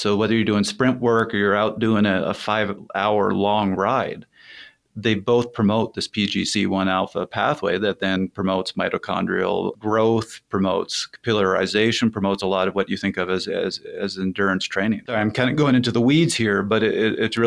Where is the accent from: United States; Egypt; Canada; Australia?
Canada; I'm Canadian.